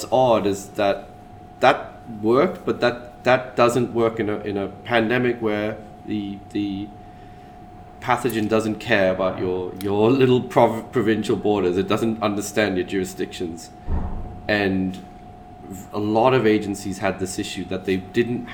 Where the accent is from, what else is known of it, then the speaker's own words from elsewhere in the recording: Australia; also born or lived in London; I'm talking as an Australian